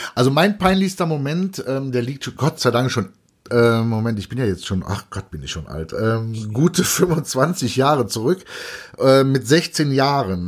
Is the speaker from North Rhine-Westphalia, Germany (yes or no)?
yes; Cologne, North Rhine-Westphalia, Germany; ich als, als Kölner